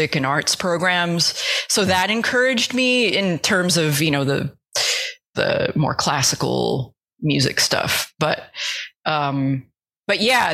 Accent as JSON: {"language": "English", "country": "United States", "tie": "born or raised there", "said": "I grew up right outside New York City, so I actually could like take a bus into Manhattan"}